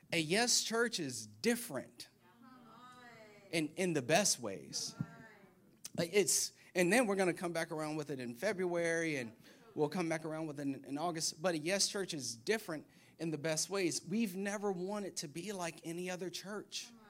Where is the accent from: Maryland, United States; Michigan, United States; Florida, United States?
Florida, United States; moved away; I'm from Florida